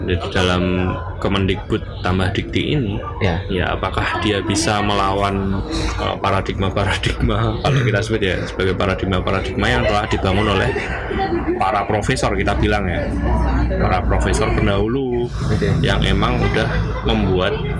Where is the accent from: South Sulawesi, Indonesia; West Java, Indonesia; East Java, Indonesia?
East Java, Indonesia; Ponorogo; di daerahku ya, Ponorogo